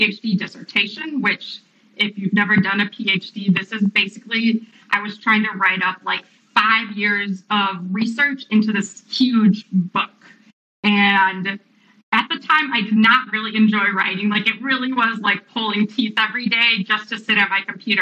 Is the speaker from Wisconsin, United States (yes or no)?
yes; Wisconsin, United States; I grew up in Wisconsin